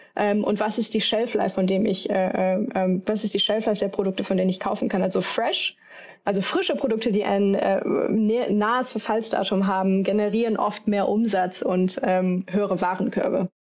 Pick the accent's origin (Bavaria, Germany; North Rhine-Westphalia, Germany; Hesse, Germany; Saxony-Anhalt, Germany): North Rhine-Westphalia, Germany; Düsseldorf; ich komme hier ursprünglich aus Düsseldorf im Rheinland